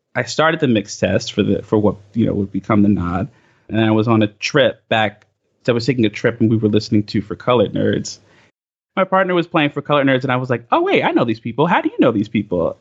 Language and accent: English; Bay Shore, New York, United States; I grew up in Long Island proper